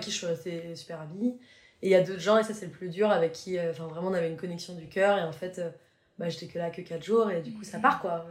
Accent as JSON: {"language": "French", "town": "Paris", "region": "Île-de-France", "country": "France", "tie": "born or raised there", "moved": "as an adult", "said": "je suis parisienne, quoi. Donc je suis restée vraiment 29 ans à Paris"}